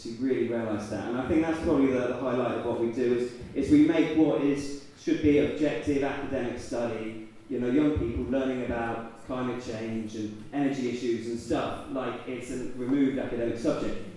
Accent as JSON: {"language": "English", "area": "Totnes", "region": "South West England", "country": "United Kingdom", "tie": "born or raised there", "moved": "as an adult", "said": "I'd come back to live a quiet life and settle down and be a good boy back in my hometown, having wandered the world for a little bit"}